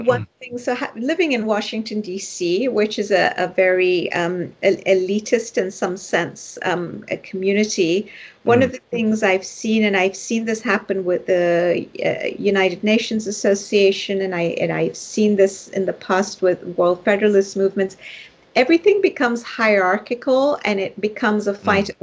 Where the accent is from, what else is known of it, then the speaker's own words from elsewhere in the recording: Nairobi, Kenya; moved away; I was raised initially in Nairobi, Kenya, which is where I was born